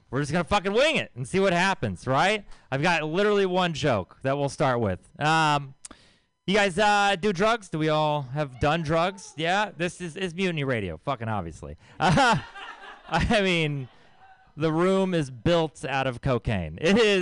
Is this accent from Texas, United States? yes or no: yes; Texas, United States; I'm from Texas